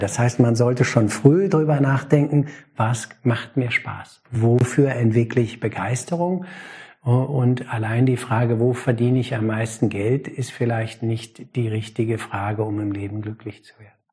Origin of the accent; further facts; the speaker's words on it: Germany; Als Deutscher